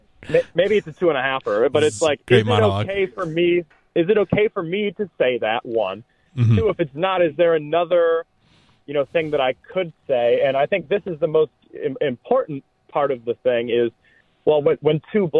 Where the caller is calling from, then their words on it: Nebraska, United States; Nebraska, about 2.5 hours away from New England.